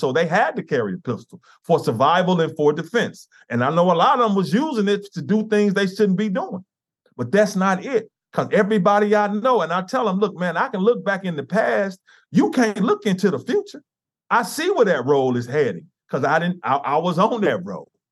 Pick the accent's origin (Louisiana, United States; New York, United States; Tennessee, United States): Tennessee, United States; Memphis; I grew up here in Memphis, in, in the inner, inner city.